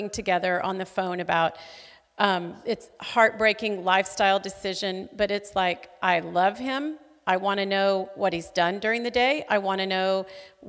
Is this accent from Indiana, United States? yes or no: no; Fort Smith, Arkansas, United States; now in Tulsa, United States; my hometown of Fort Smith, Arkansas